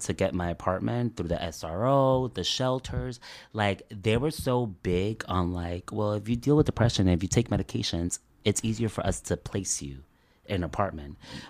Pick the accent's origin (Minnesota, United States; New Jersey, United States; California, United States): New Jersey, United States; Elizabeth; growing up in Elizabeth